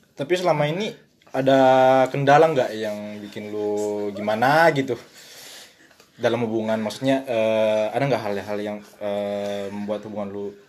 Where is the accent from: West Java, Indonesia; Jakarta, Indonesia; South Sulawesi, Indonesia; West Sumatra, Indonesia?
South Sulawesi, Indonesia; now in France; gua ini da-, dari daerah Sulawesi